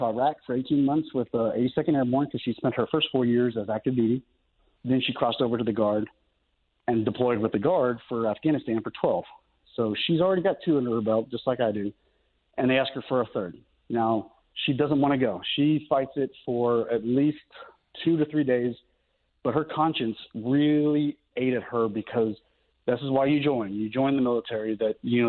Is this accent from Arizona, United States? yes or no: yes; Mesa, Arizona, United States; now in Norman, United States; my hometown, Mesa, Arizona